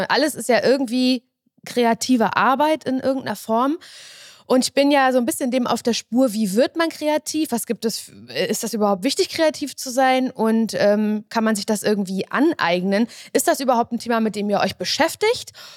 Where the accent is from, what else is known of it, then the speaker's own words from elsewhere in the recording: the East, East Germany, Germany; Und ich komme noch aus dem Osten